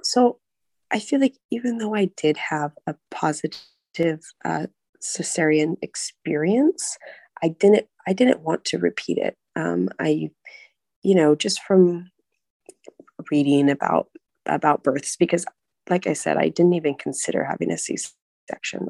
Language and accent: English; United States; now in Prague, Czech Republic; I'm American